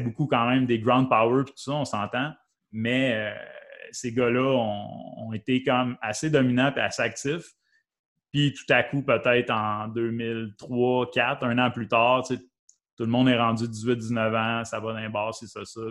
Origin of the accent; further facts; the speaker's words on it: Valcourt, Quebec, Canada; now in Sherbrooke, Canada; moi, je viens de Valcourt, je viens pas de Sherbrooke. Je viens de Valcourt